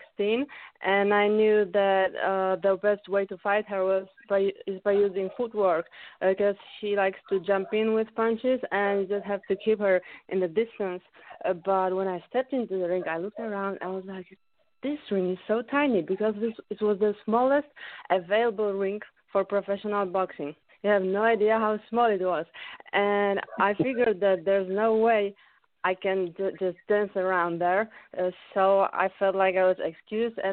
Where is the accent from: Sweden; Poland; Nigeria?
Poland; English is a second language; also born or lived in California, United States / United Kingdom